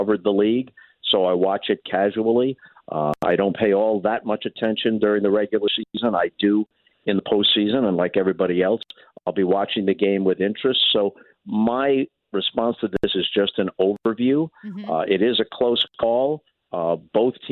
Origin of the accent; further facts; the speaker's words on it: New York, United States; moved away; also born or lived in St. Louis; I grew up in New York